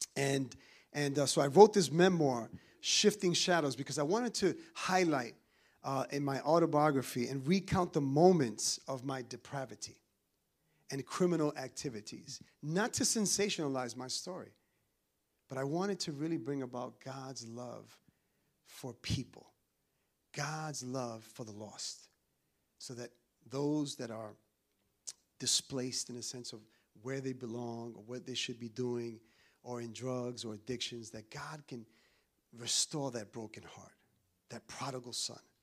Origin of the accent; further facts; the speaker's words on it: New York City, New York, United States; also born or lived in Dominican Republic; I'm from New York